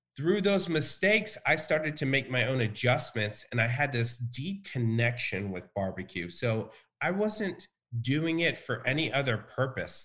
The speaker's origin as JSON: {"language": "English", "town": "Richmond", "region": "Texas", "country": "United States", "tie": "born or raised there", "also_born_or_lived": "Bryan, Texas", "said": "we lived in a very small town called Richmond."}